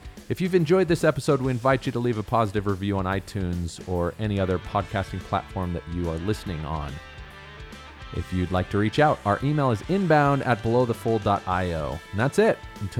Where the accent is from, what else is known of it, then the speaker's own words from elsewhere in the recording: Las Vegas, Nevada, United States; I grew up in Vegas.